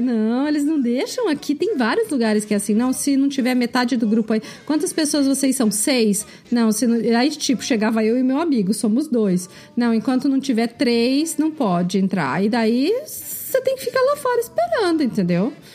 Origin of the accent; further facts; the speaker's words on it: Brazil; moved away; eu também sou brasileira